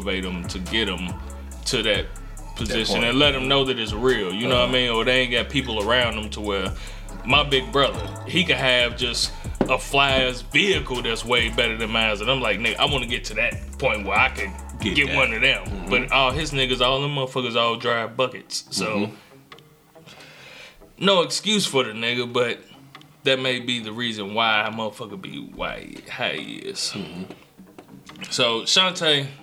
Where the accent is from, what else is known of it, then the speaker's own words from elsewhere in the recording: Gary, Indiana, United States; I'm from Gary, Indiana, where there is no good part